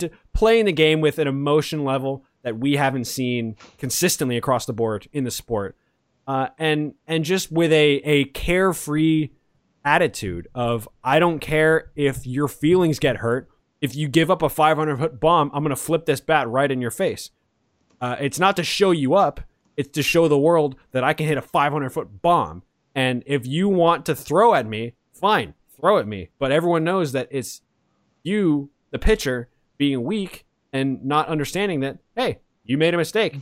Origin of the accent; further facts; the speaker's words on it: Atlanta, Georgia, United States; now in Los Angeles, United States; I'm from Atlanta